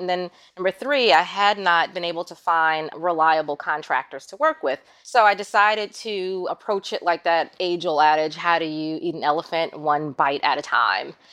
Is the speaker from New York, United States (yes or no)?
yes; New York City, New York, United States; moved away as an adult; now in Florida, United States; growing up in Queens